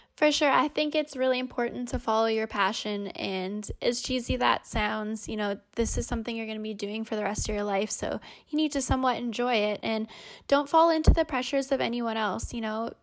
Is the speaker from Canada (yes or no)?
yes; Winnipeg, Manitoba, Canada; being a Canadian